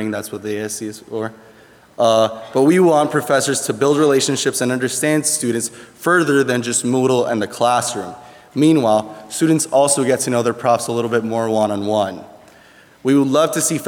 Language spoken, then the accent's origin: English; Puerto Rico; English is a second language; moved away as an adult; now in Goshen, United States; I'm from Puerto Rico. And coming not only to the US, but to Goshen College was a big culture shock.